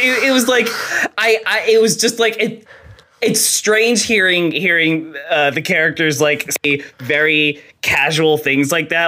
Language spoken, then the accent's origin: English; New Jersey, United States; I am also from New Jersey. I am from South oh, Jersey.